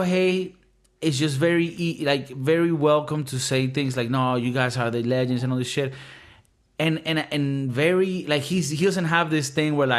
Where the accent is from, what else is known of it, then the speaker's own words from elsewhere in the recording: Miami, Florida, United States; moved away; I had a lot of fun growing up in Miami